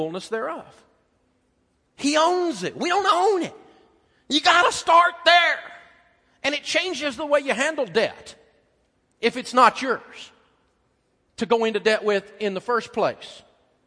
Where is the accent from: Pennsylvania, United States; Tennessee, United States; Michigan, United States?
Tennessee, United States; moved away; I'm from Tennessee